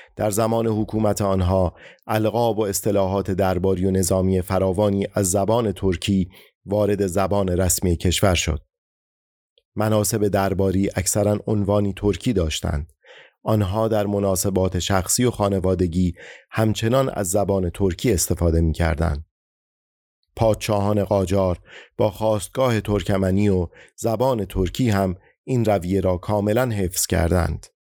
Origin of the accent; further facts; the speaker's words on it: Iran; همه ما ایرانی هستیم